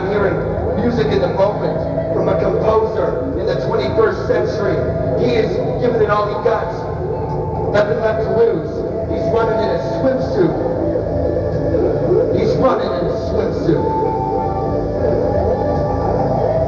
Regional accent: Florida, United States; a kid growing up in Florida

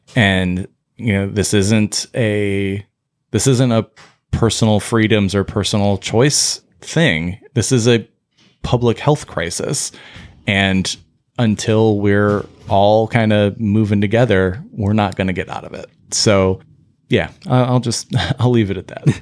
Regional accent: United States; we as the American, like, medical association and as Americans

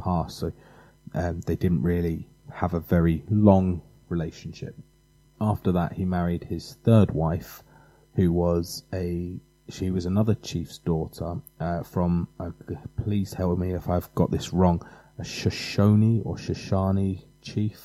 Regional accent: England, United Kingdom; being English

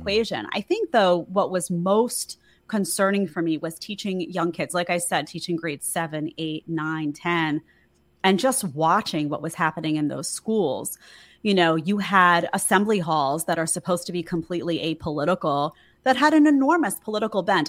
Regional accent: New York City, New York, United States; I grew up in New York City to a very middle-class family

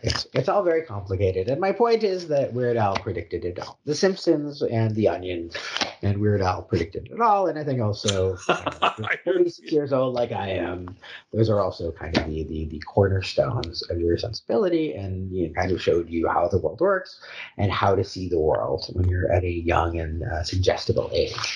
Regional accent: Chicago, Illinois, United States; also born or lived in Kansas City, Missouri / Milwaukee, Wisconsin; now in Alpharetta, United States; I grew up in Chicago

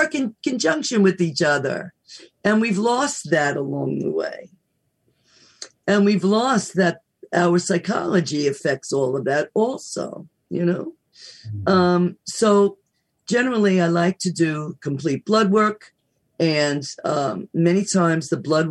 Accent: United States; I love being American, don't get me wrong, went to school overseas, but I love being American

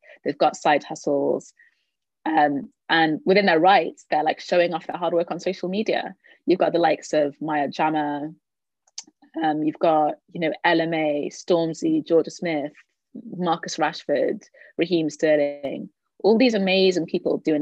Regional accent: Cardiff, Wales, United Kingdom; moved away as an adult; now in London, United Kingdom; I'm from Cardiff, so I thought I'd come home to do that.

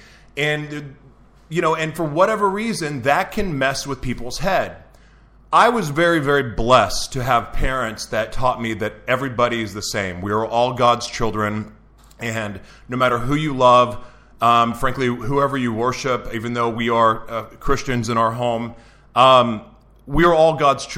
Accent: Oklahoma City, Oklahoma, United States; now in San Diego, United States; I grew up in Oklahoma City, Oklahoma

